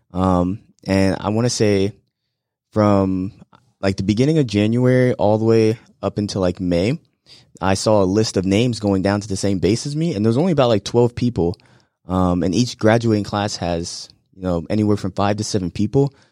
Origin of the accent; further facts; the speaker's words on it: Florida, United States; moved away as an adult; back in my home state of Florida